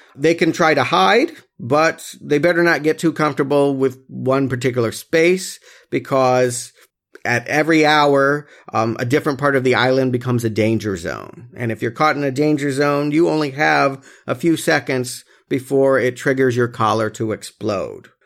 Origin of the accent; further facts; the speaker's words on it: United States; the more colorful W W F, W C W stuff that we grew up on here in America.